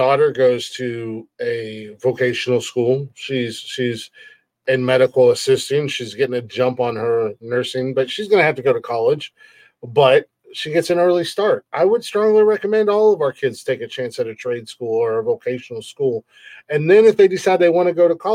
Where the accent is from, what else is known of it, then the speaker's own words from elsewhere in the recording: Ohio, United States; I'm from Ohio